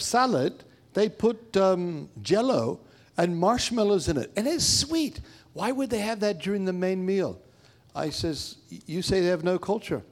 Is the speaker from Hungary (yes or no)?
no; Papua New Guinea; moved away; also born or lived in India; I grew up in Papua New Guinea